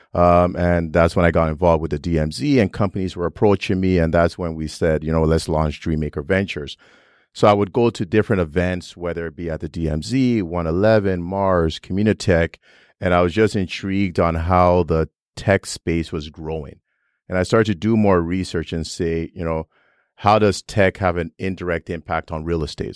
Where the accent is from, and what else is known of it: Toronto, Ontario, Canada; born or raised there; also born or lived in Nigeria / Vaughan, Ontario